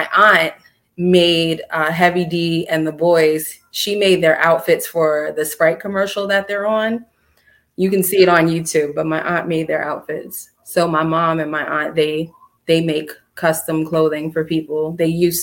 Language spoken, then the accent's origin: English; Mount Vernon, New York, United States; I love Mount Vernon. That's my hometown. I was born and raised there.